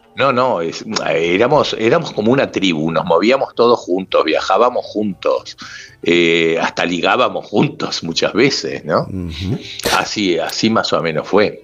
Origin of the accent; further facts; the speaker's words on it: Madrid, Community of Madrid, Spain; also born or lived in Uruguay; yo soy uruguayo, pero de Chamberí